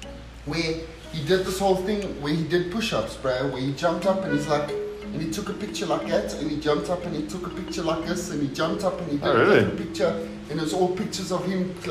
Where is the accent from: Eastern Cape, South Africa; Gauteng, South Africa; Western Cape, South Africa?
Gauteng, South Africa; Alberton; We're actually from South Africa.